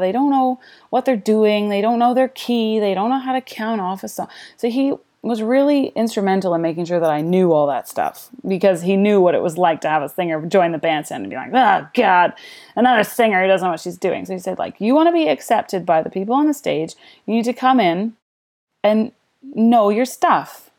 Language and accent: English; Canada; moved away as an adult; also born or lived in London, United Kingdom / Nanaimo, Canada